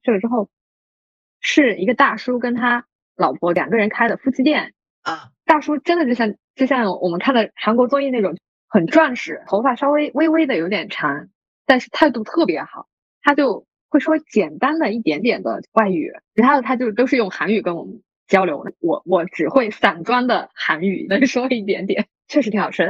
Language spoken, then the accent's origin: Chinese; Yunnan, China; moved away; 我们老家云南那边